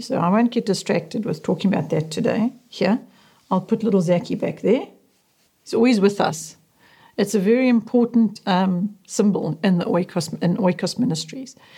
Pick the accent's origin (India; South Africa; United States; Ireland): South Africa; Westville, KwaZulu-Natal; also born or lived in Zululand; By the time I was three years old, my parents had moved down the coast from Zululand to Westville, inland from the city of Durban, Natal. It was in this rapidly expanding suburb that our family lived for the next thirty years.